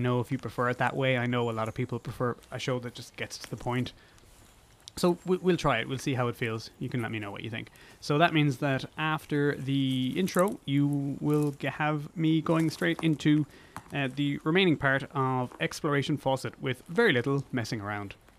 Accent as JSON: {"language": "English", "country": "Ireland", "also_born_or_lived": "United Kingdom", "said": "further south where I'm from"}